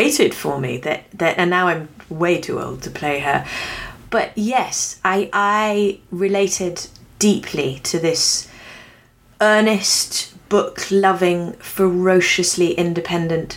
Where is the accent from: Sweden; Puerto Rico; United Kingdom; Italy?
United Kingdom; England; moved away as an adult; now in United States; I have ended up being an English woman living in America and have now spent, you know, 17 years here, so I'm not quite even with it yet, because I came when I was 26